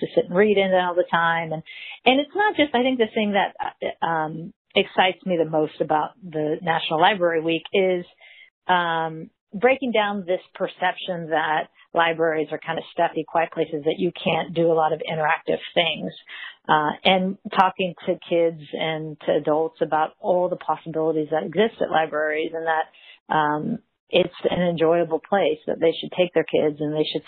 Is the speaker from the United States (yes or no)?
yes; Mission Viejo, California, United States; now in San Clemente, United States; I grew up in Mission Viejo